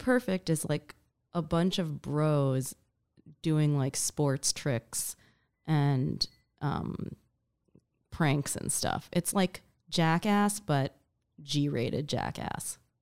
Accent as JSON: {"language": "English", "town": "New York City", "region": "New York", "country": "United States", "tie": "born or raised there", "said": "I grew up in New York City"}